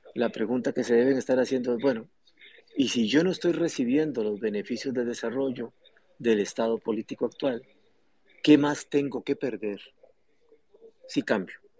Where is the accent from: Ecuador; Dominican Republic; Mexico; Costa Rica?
Costa Rica; como costarricenses